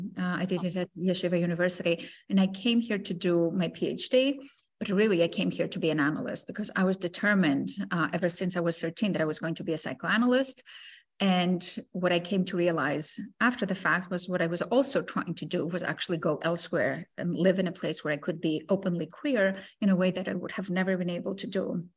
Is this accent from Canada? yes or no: no; Greece; also born or lived in Cyprus; I grew up in Greece and I grew up in Cyprus. I grew up in both places, shuffling between the two.